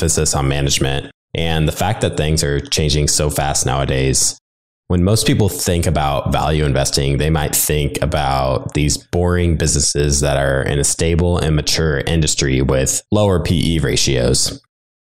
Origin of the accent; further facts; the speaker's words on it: Nebraska, United States; I'm from Nebraska